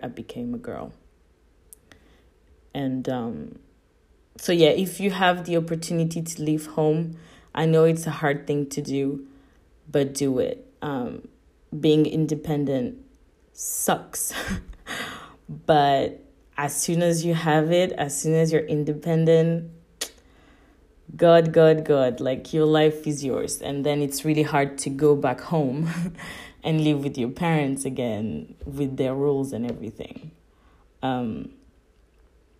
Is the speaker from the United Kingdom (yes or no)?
no; Paris, Île-de-France, France; English is a second language; also born or lived in Sydney, Australia; now in Budapest, Hungary; I'm from Paris